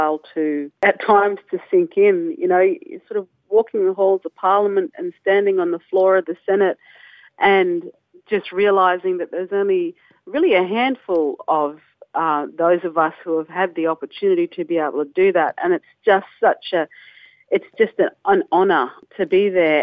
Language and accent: English; Northern Territory, Australia; I was brought up in the Northern Territory